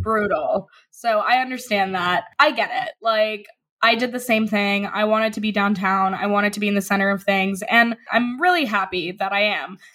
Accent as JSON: {"language": "English", "region": "New York", "country": "United States", "tie": "born or raised there", "said": "I grew up on the Upper West Side"}